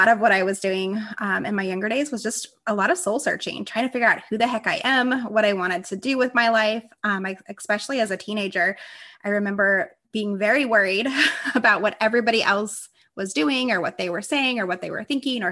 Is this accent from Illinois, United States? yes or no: no; Las Vegas, Nevada, United States; I grew up in Las Vegas, Nevada